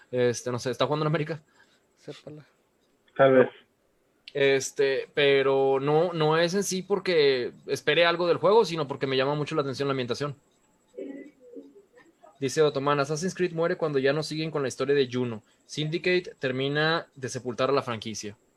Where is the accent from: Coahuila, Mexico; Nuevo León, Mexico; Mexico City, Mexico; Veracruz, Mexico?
Nuevo León, Mexico; Berlanga y yo somos de aquí de Nuevo León.